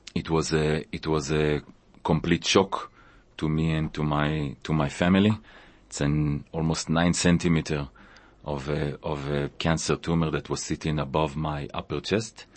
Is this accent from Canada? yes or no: no; Israel; moved away as an adult; also born or lived in Tanzania; now in South Africa; I was born in Israel